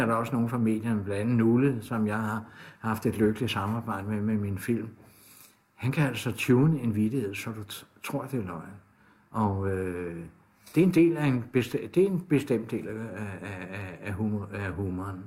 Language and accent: Danish; Copenhagen, Capital Region of Denmark, Denmark; der hvor jeg kommer fra, der har vi Radio Karen, ude fra Sydhavnen af